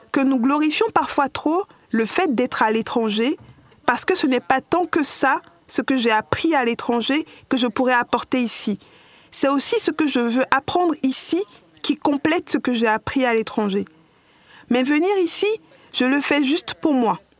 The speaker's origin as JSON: {"language": "French", "region": "New York", "country": "United States", "tie": "born or raised there", "also_born_or_lived": "London, United Kingdom", "lives_now": "Ghana", "said": "Je suis née au Ghana, mais quand j'avais trois mois, ma famille et moi avons déménagé à Londres. Et puis quand j'avais cinq ou six ans, nous avons déménagé à New York et je suis maintenant revenue au Ghana en 2012."}